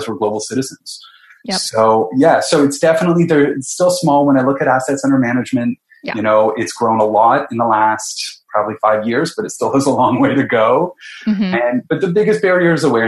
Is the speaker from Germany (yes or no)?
no; London, Ontario, Canada; moved away as an adult; also born or lived in Halifax / Sweden; I grew up in London, Ontario